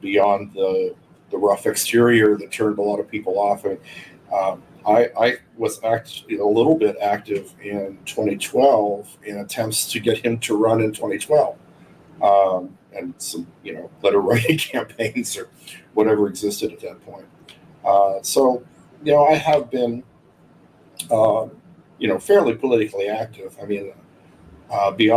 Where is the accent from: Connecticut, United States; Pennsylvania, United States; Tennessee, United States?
Pennsylvania, United States; Laurel Mountains; moved away as an adult; now in Florida, United States; I grew up in the foothills of the Laurel Mountains of Pennsylvania, which is a little bit east of Pittsburgh